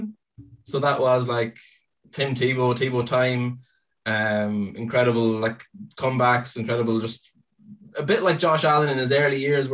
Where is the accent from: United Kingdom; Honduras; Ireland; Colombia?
Ireland; I am from Ireland.